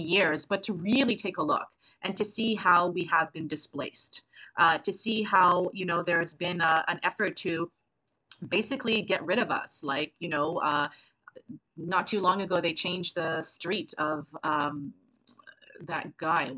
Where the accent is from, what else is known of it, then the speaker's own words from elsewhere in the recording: Lac La Ronge, Saskatchewan, Canada; now in Montreal, Canada; I'm originally from Lac La Ronge, Saskatchewan